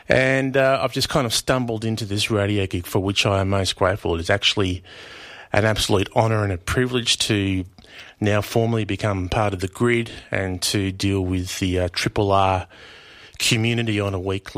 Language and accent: English; Taungurung country, Euroa, Victoria, Australia; I'm a Yorta Yorta man. I grew up on Tungurung country in a place called Yoroa, which is Tungurung for joyful.